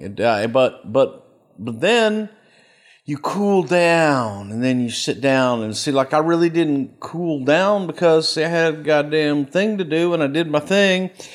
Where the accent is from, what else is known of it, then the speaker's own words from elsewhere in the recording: El Paso, Texas, United States; moved away; also born or lived in Houston, Texas; I grew up in El Paso